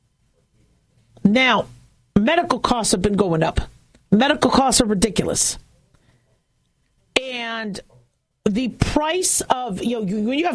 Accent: California, United States; moved away; also born or lived in Las Vegas, Nevada; I was born in California. I'm from California.

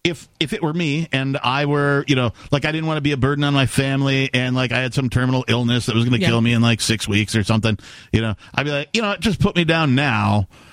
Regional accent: Wisconsin, United States; I'm from Wisconsin. Don't take my liver, right?

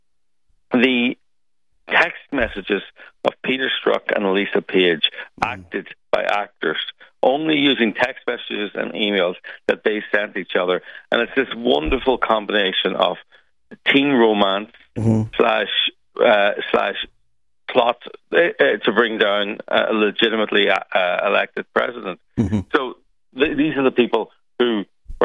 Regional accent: Ireland; being Irish

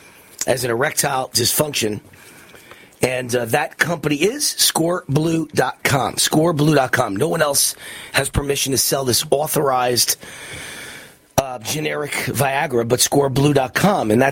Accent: Las Vegas, Nevada, United States; in Las Vegas, right here in my hometown

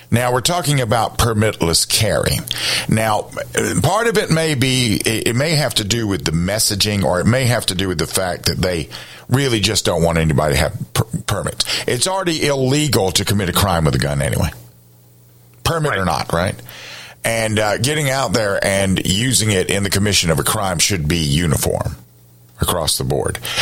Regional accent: Columbia, South Carolina, United States; I grew up in Columbia

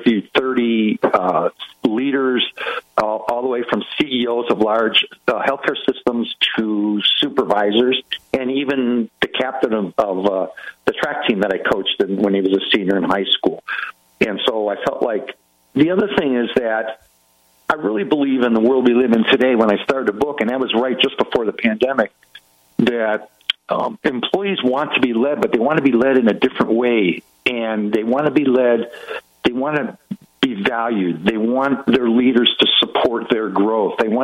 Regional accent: Cleveland, Ohio, United States; moved away as an adult; also born or lived in Kansas; Cleveland, Ohio, which is my hometown

